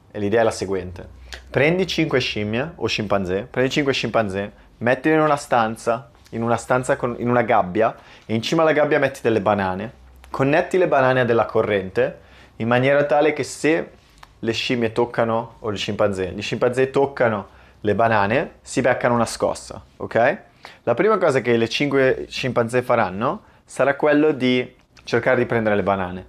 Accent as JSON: {"language": "Italian", "country": "Italy", "said": "il mio ruolo da italiano nel mondo"}